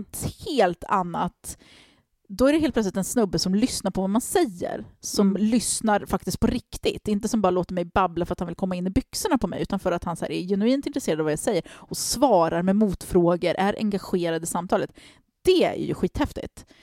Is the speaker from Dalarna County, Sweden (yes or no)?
no; Stockholm, Stockholm County, Sweden; jag växte upp i Tensta